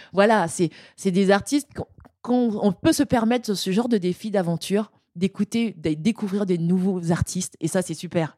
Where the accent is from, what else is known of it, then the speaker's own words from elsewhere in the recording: French Guiana; chez moi en Guyane